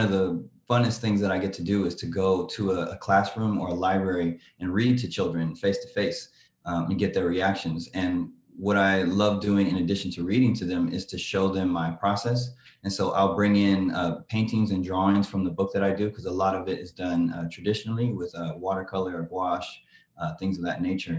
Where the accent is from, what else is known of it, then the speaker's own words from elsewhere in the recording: Oakland, California, United States; I'm an illustrator from Oakland, California